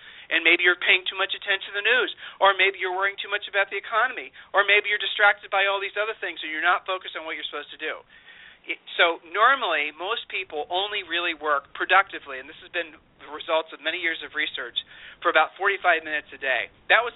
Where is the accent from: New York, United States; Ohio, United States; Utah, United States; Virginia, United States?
Ohio, United States; now in Austin, United States; been born and raised in Ohio